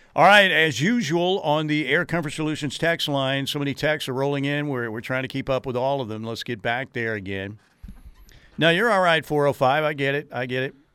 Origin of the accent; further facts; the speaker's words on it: Norman, Oklahoma, United States; I was born and raised in Norman